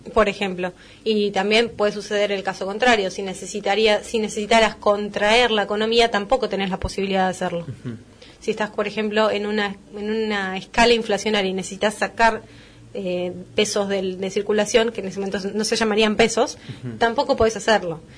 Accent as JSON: {"language": "Spanish", "country": "Argentina"}